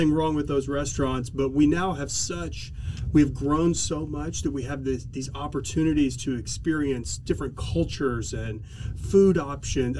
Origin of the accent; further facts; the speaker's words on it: Oklahoma City, Oklahoma, United States; also born or lived in Los Angeles / San Diego; I grew up here in Oklahoma City